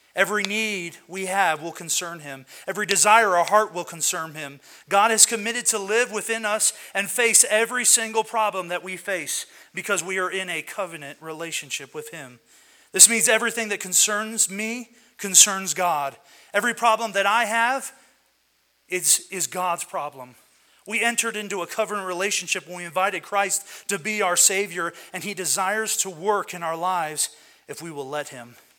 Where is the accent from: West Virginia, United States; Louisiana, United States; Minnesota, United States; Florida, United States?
West Virginia, United States; also born or lived in Michigan; now in Colorado, United States; I am from West Virginia. That's my blood, is West Virginia.